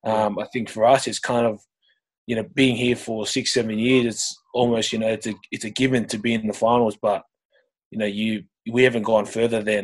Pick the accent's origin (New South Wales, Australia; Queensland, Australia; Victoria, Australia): New South Wales, Australia; Sydney; moved away as an adult; I grew up in Sydney, and that's where all my junior footy was played